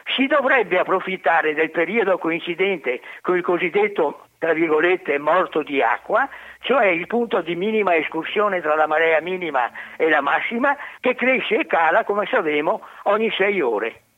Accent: Venice, Veneto, Italy; da veneziano, nato il 5 luglio 1943, ho visto 300 acque alte di tutte le misure

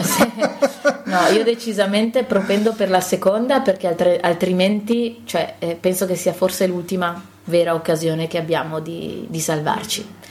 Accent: Cadore, Veneto, Italy; io sono nata in Cadore, quindi, appunto, le radici sono comuni

